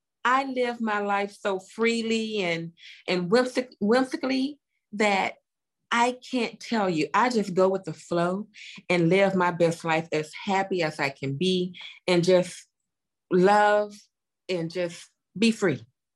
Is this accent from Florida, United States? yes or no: no; Chattanooga, Tennessee, United States; I go to Chattanooga to do that. Like you stated, I love to give back to my hometown.